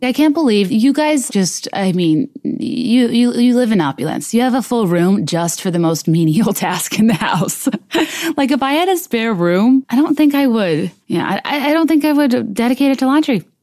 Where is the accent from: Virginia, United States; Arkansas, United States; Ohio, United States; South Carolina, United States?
Virginia, United States; Richmond; also born or lived in San Diego, California; My parents did choose to move to Richmond, Virginia